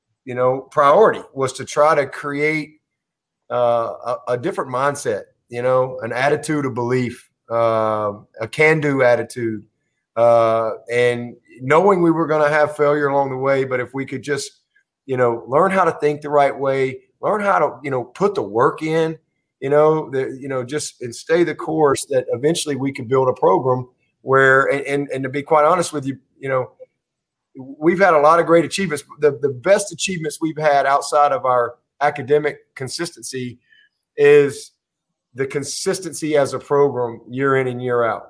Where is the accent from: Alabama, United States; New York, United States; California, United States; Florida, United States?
Alabama, United States; moved away as an adult; also born or lived in Tuscaloosa, Alabama; now in Clemson, United States; growing up in Alabama